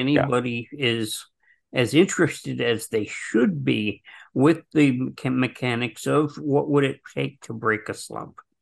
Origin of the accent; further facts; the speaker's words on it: New Jersey, United States; growing up in Jersey